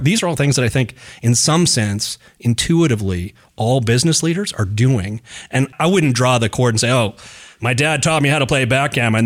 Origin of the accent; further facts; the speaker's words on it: Reno, Nevada, United States; I grew up in Reno, and Reno's a gambling town.